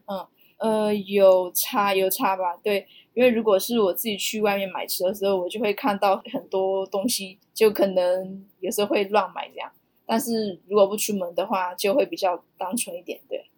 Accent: Myanmar; moved away as an adult; now in Taiwan; 我是阳明交大电机系，也是来自缅甸

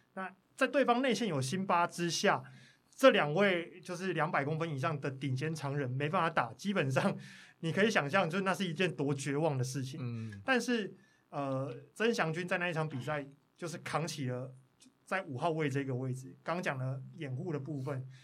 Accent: Pingtung County, Taiwan; 我是屏东人

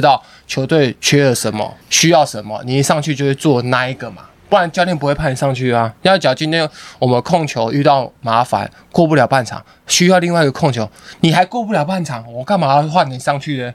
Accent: Keelung, Taiwan; 我们在基隆

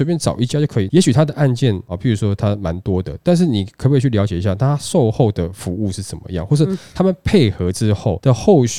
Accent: Taiwan; 然后或者说对于我们台湾人对于这个房子的这个要求来讲，他们都是比较知道、比较了解的嘛。

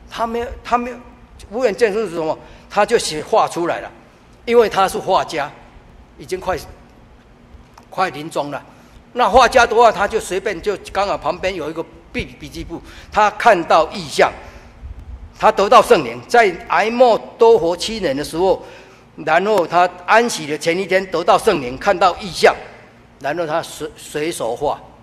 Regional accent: Chiayi, Chiayi City, Taiwan; moved away as an adult; also born or lived in Taipei; 我家里面嘉义，我家在嘉义

